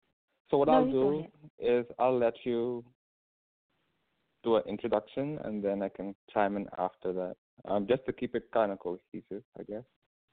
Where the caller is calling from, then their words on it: Bloomington, Indiana, United States; No, I'm in the U.S. I'm in Bloomington, Indiana.